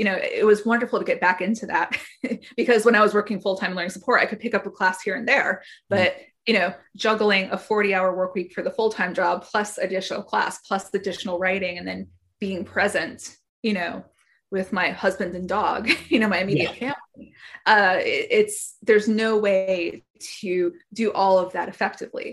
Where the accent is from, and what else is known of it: Wisconsin, United States; born or raised there; also born or lived in Boston, Massachusetts